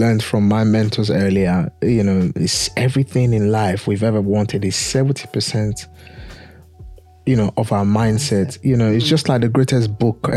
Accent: Nigeria; now in England; I'm born and bred from one of the greatest, largest Black nation on the planet, Nigeria.

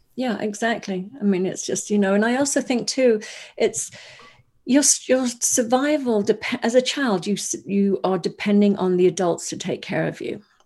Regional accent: Wales, United Kingdom; I grew up in, I was born in Wales, in the U K

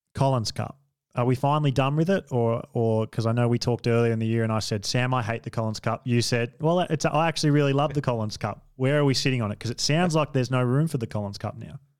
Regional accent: Australia; as an Australian

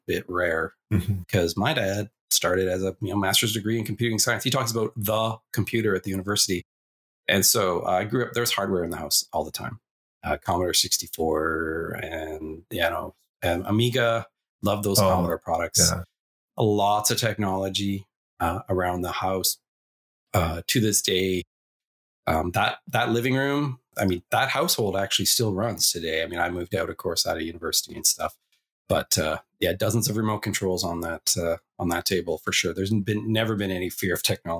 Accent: Sherwood Park, Alberta, Canada; also born or lived in Edmonton; I was raised in Sherwood Park, Alberta, just outside of Edmonton.

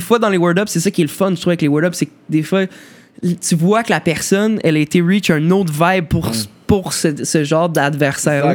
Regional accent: Montreal, Quebec, Canada; j'ai toujours vécu euh, plateau Rosemont, en fait, toujours plateau S Rosemont

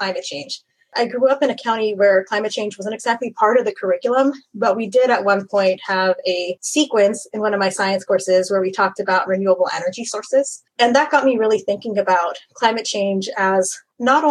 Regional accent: Central Florida, United States; also born or lived in Mayagüez, Puerto Rico; now in Miami, United States; I grew up in Central Florida, actually, after moving here from Puerto Rico when I was very young

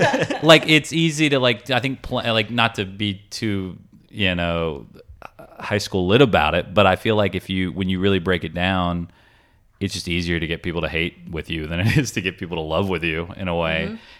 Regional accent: Augusta, Georgia, United States; moved away as an adult; I grew up in Augusta, Georgia.

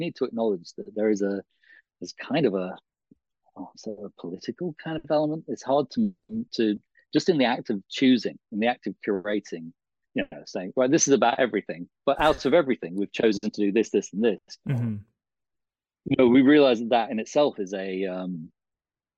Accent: England, United Kingdom; as English people we've

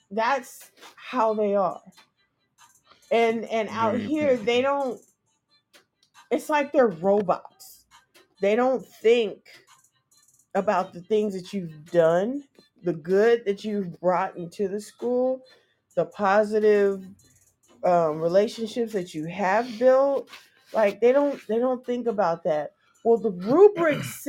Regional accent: California, United States; moved away; I'm from California

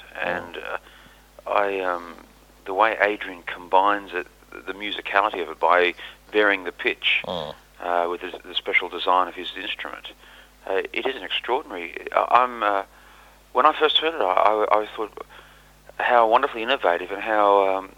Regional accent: Australia; moved away; I've always been an Aussie at heart

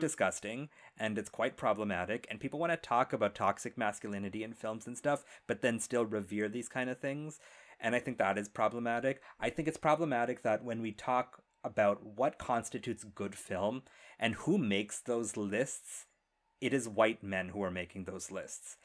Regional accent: India; I am Indian

